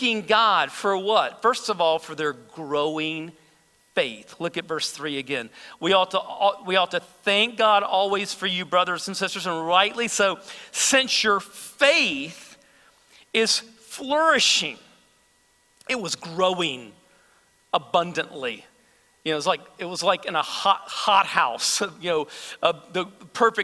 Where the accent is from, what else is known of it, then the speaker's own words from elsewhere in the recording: United States; as American believers